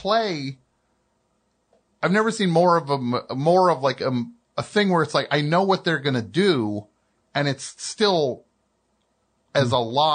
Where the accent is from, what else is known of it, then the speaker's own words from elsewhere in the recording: New Jersey, United States; I am from New Jersey